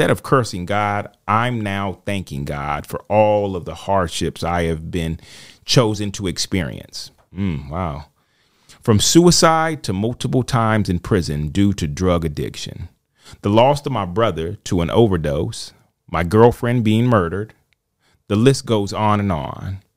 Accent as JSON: {"language": "English", "region": "Michigan", "country": "United States", "tie": "born or raised there", "said": "I grew up in Michigan with my older brother and my younger sister and our parents. We were raised Catholic"}